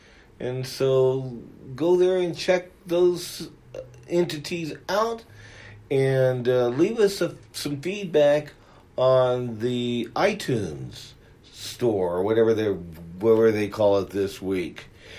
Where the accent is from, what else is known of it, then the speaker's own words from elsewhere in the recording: Pittsburg, California, United States; I grew up in the East Bay area of California in a town called Pittsburgh.